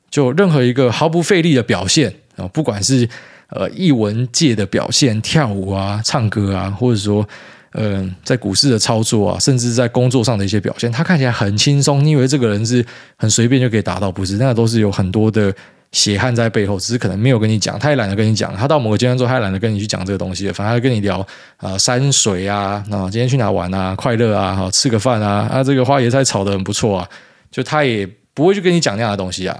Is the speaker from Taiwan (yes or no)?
yes; Taiwan; 其实我们台湾人买房子啊